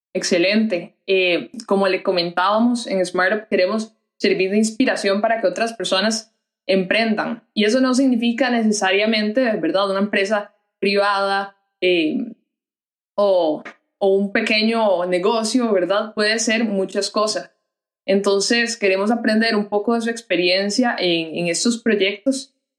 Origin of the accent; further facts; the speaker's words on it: Costa Rica; en nuestra identidad como costarricenses, como país pacífico